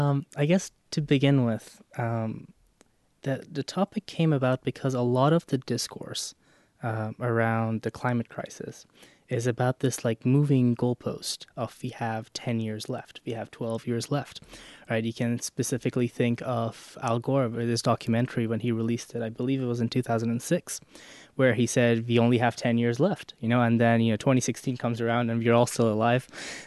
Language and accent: English; Iran; I'm from Iran.